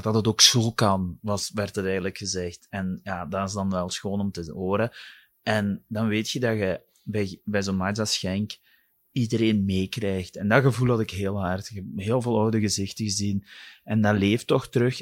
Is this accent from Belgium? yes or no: yes; Wilderen, Flanders, Belgium; ik ben van Wilderen afkomstig